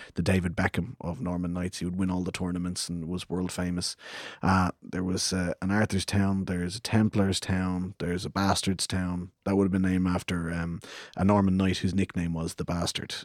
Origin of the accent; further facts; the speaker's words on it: Clondalkin, Leinster, Ireland; we grew up in the same housing estate in Clondalkin